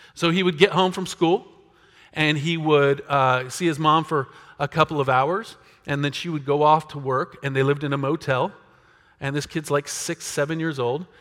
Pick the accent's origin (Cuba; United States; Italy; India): United States; us as American Christians